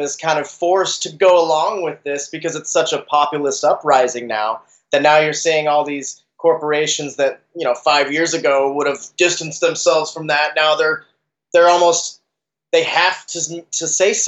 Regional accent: Salt Lake City, Utah, United States; moved away; I'm actually from Salt Lake myself, originally.

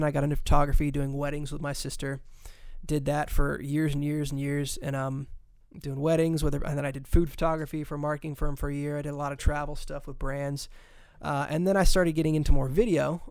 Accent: DeLand, Florida, United States; also born or lived in Lake Wales, Florida; I was born in Lake Wales, raised in Central Florida, near in DeLand, Florida, is where I was grew up and raised

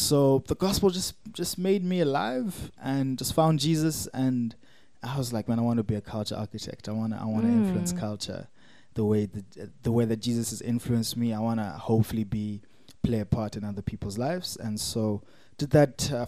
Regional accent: Eastern Cape, South Africa; now in Cape Town, South Africa; I'm from the Eastern Cape

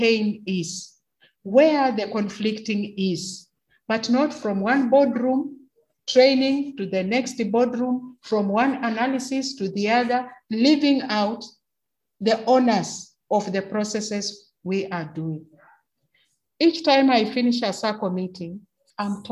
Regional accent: Kenya; As a Kenyan woman

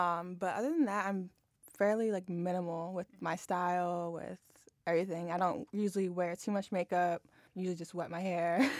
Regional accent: Harrisonburg, Virginia, United States; moved away as an adult; also born or lived in Fairfax, Virginia / Arlington, Virginia; I grew up in Harrisonburg

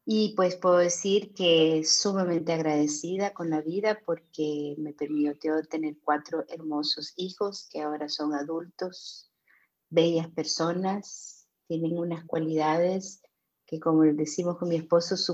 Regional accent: London, United Kingdom; born there; also born or lived in Germany / Vienna, Austria / Rio de Janeiro, Brazil; yo nací en Londres, en el barrio de Chelsea, así que soy una Chelsea girl.

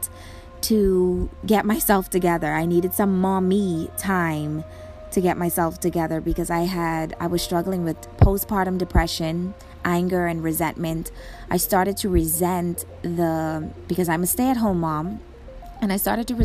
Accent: Bahamas; I'm from the Bahamas

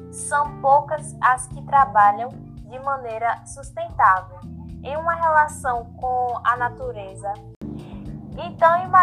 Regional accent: Cerrado, Brazil; Cerrado sempre foi um bioma tão rico e cheio de biodiversidades que, ao voltar para a minha cidade natal e encontrar uma grande parte dessa, dela destruída, foi uma das coisas mais tristes.

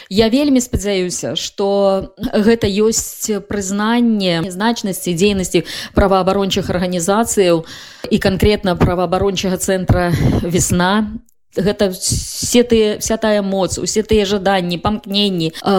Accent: Svetlogorsk, Gomel Region, Belarus; майго роднага горада дзе я нарадзілася да светлагорска

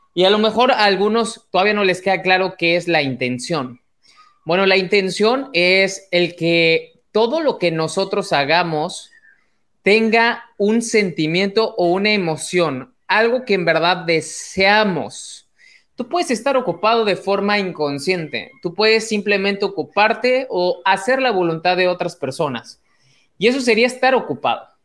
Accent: Mexico; mexicano, emprendedor y empresario

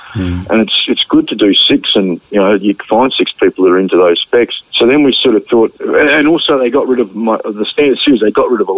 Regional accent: Australia; you're rewarding that person for being so supportive of ESP as an Australian

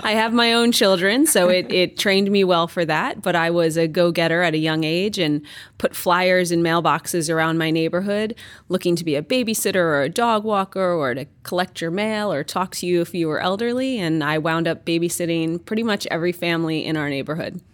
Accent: New York, United States; moved away as an adult; also born or lived in Espoo, Finland; now in Finland; I grew up and was born and raised in New York

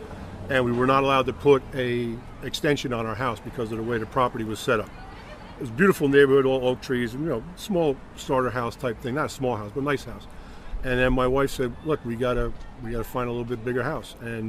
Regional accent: Hawthorne, New Jersey, United States; now in Glen Rock, United States; You and I knew growing up in Hawthorne

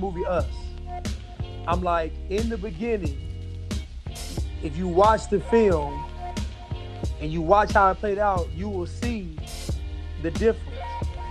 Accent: United States

